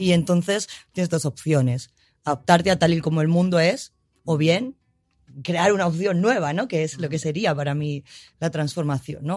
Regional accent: Madrid, Community of Madrid, Spain; yo como madrileña, ¿vale? Y como madrileña que no tiene pueblo, ¿no? De familia de Madrid, sí

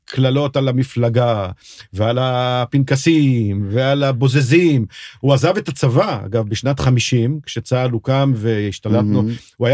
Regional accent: Kiryat Tivon, Northern District, Israel; גם אני לא גדלתי בתל אביב, גדלתי, מה שחברים שלי קראו יהודי הררי. אני גדלתי בקריית טבעון

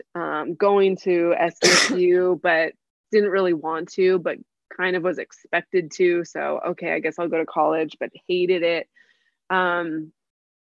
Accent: San Diego, California, United States; I am born and raised in San Diego

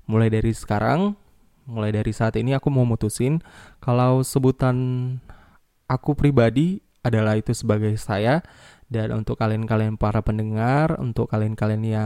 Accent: Medan, North Sumatra, Indonesia; accent: Medan; Karena kebetulan aku lahir dan besar di Medan ya walaupun nggak Medan-Medan kali sih.

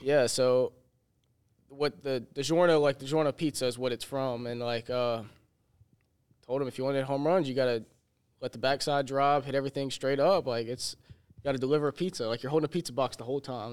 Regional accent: Hammond, Louisiana, United States; I'm a graduate assistant here, and I'm from Hammond, Louisiana

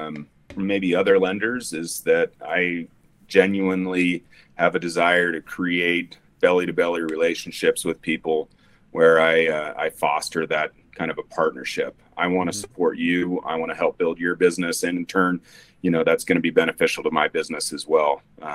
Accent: Salt Lake City, Utah, United States; moved away as an adult; also born or lived in Oregon; we decided to move back to Utah, which is where I'm from. You know, I was raised up in Sugar House, went to Highland High School, and been gone for a long time. So we moved back here

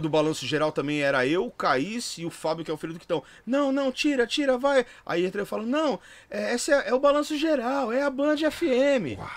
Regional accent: São Paulo, Brazil; also born or lived in Taboão da Serra; eu sou da Barra Funda

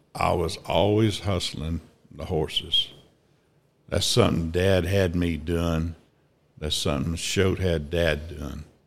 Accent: Altoona, Kansas, United States; also born or lived in Ada, Oklahoma / Fredonia, Kansas; Grew up in Altoona, Kansas

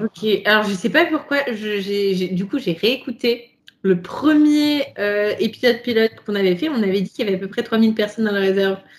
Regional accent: France; Ici, nous sommes français, nous sommes trois petits euh, franchouillards

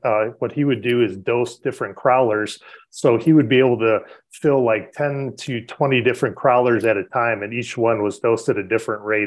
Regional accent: Chicago, Illinois, United States; I grew up on the South Side, so I'm definitely a Sox fan.

